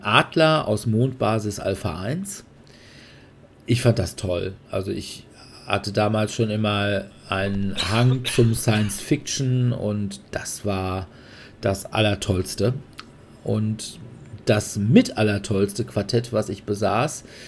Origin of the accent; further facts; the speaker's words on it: Sauerland, North Rhine-Westphalia, Germany; ich bin gebürtiger Sauerländer